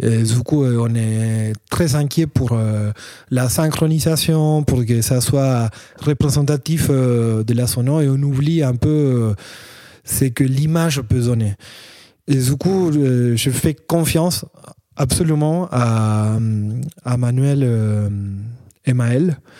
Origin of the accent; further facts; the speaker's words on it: Argentina; French is a second language; moved away as an adult; now in Paris, France; Je viens de l'Argentine aussi. Euh, ça fait cinq ans que j'habite euh, à Paris